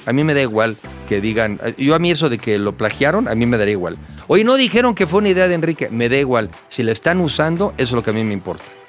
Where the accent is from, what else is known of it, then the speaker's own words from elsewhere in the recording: Mexico; como mexicano yo